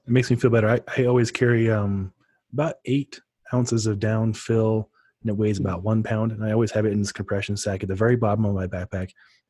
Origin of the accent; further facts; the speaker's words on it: Midwest, United States; now in Denver, United States; I grew up in the Midwest